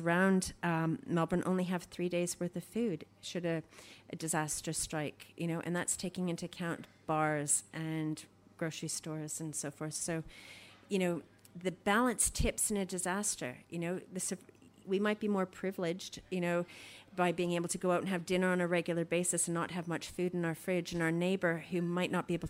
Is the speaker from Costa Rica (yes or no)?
no; Canada; now in Australia; You know, I'm Canadian, you know, like I'm much more, I know how to survive a lot more in Canada than I do Australia, you know